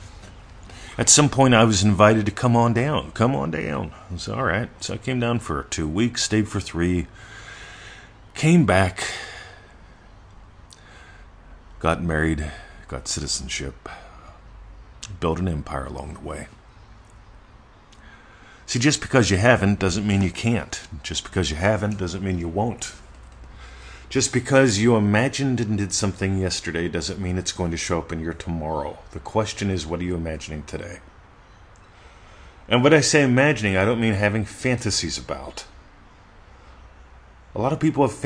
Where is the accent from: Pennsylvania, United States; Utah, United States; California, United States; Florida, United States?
Pennsylvania, United States; Mount Pleasant; I was born in Mount Pleasant, Pennsylvania